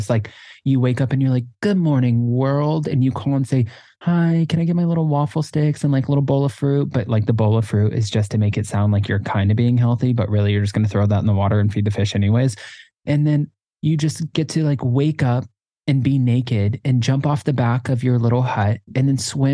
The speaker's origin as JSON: {"language": "English", "region": "South Florida", "country": "United States", "tie": "born or raised there", "said": "I grew up in South Florida"}